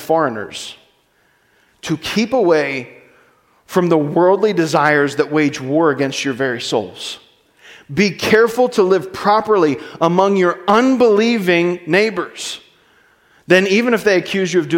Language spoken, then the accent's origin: English; United States; I am an American